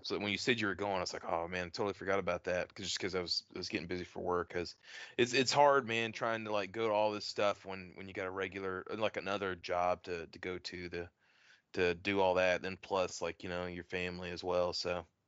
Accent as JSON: {"language": "English", "region": "Texas", "country": "United States", "moved": "yes", "said": "I'm from Texas originally"}